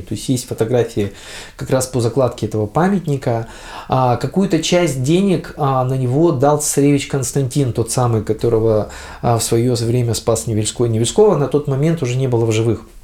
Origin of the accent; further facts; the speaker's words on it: Vladivostok, Primorsky Krai, Russia; А мы коренные владивостокчане, дальневосточники, то есть приморчане